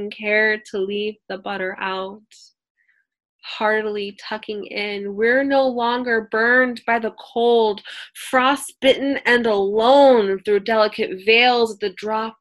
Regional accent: Oakland, California, United States

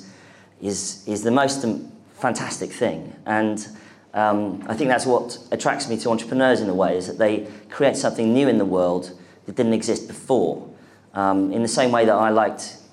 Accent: London, United Kingdom; I am the only person in London from London now

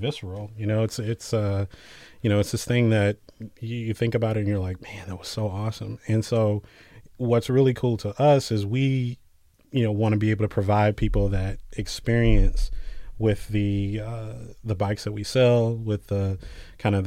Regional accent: Jackson, Mississippi, United States; now in Boston, United States; I actually grew up in Mississippi. Jackson, Mississippi, the capital

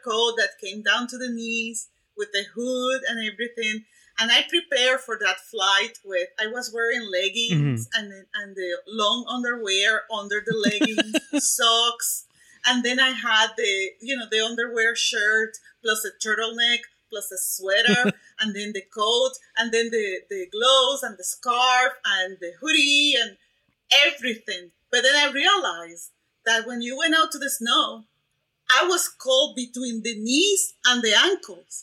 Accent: Puerto Rico; first language Spanish; English is a second language; moved away as an adult; also born or lived in Ames, Iowa; now in Mobile, Alabama, United States; I grew up, I was born and raised in Puerto Rico.

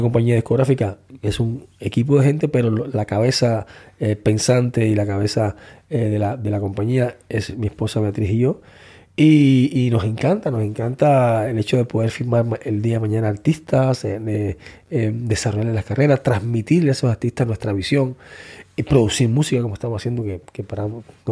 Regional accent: Cuba; moved away as an adult; Yo salí de Cuba con 19 años

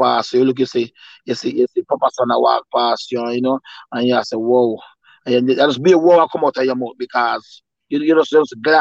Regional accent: Jamaica; Growing up in Jamaica

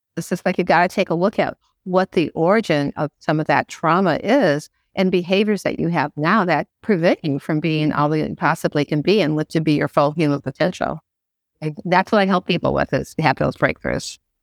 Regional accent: Midwest, United States; moved away as an adult; also born or lived in Georgia / Miami; now in Florida, United States; I was born and bred in the Midwest

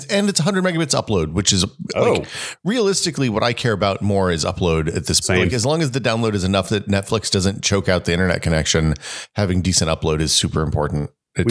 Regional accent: Hickory Tree, Tennessee, United States; born there; Well, my parents bought this place before I was born in Hickory Tree because they were realtors then

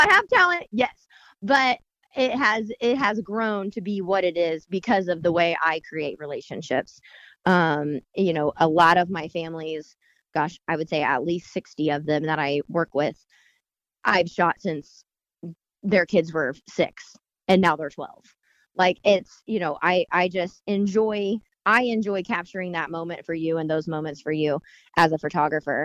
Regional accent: Bargersville, Indiana, United States; I grew up in Bartlesville. And so grew up going to Franklin, and then my boutique is down in Morgantown.

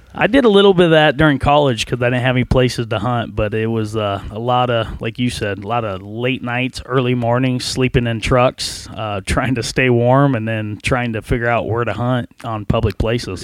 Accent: Central Nebraska, United States; I was from Central Nebraska, out by Hastings and Harvard area

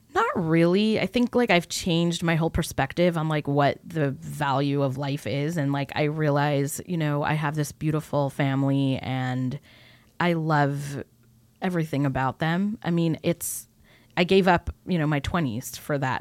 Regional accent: California, United States; also born or lived in New York; I was born in New York, raised on the West Coast in California

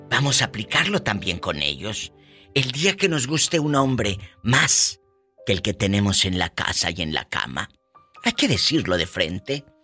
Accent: Matamoros, Tamaulipas, Mexico; de Matamoros, Tamaulipas, mi tierra querida.

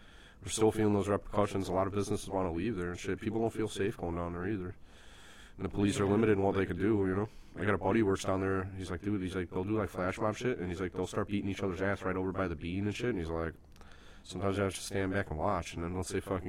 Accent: United States; an American who believes in extreme freedom

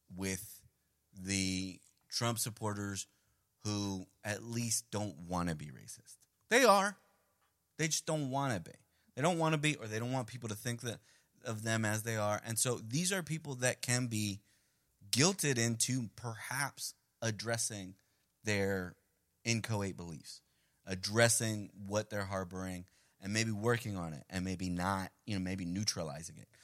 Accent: New York City, New York, United States; first language Spanish; English is a second language; also born or lived in Medellin, Colombia; Diane and I grew up in Queens.

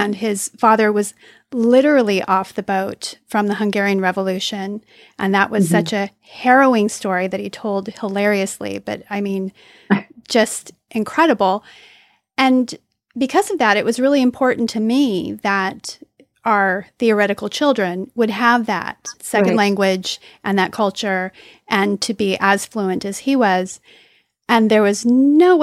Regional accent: Los Angeles, California, United States; I grew up in Los Angeles

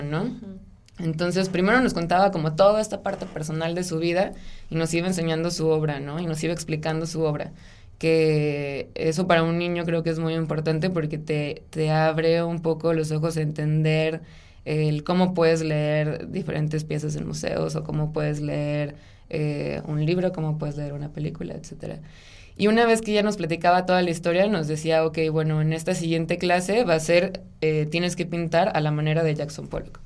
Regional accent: Ciudad Obregón, Sonora, Mexico; moved away as an adult; also born or lived in Guadalajara; yo soy de Ciudad Obregón, Sonora. Eh, ahí nací y crecí durante toda mi infancia y adolescencia

